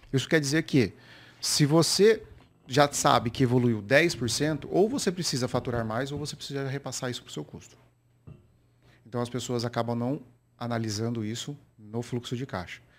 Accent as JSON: {"language": "Portuguese", "town": "Campinas", "region": "São Paulo", "country": "Brazil", "said": "sou lá da cidade de Campinas, interior"}